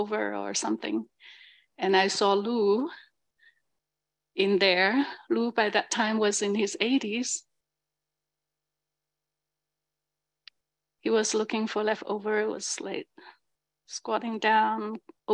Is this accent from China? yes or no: yes; China; now in San Francisco, United States; I'm from China